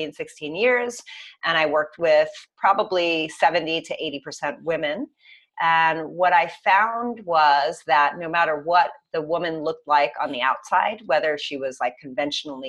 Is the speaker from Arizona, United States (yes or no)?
no; New York, United States; I'm from New York